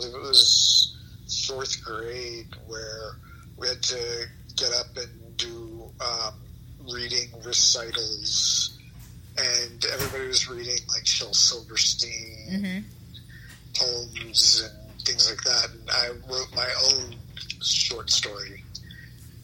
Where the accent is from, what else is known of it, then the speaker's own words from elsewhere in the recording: Nashville, Tennessee, United States; moved away as an adult; also born or lived in Ohio / New York; I grew up in Nashville, Tennessee, right near Vanderbilt University.